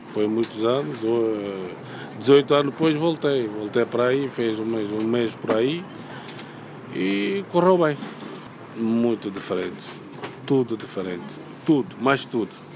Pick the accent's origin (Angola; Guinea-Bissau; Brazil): Guinea-Bissau; Bissau; moved away; o meu país de origem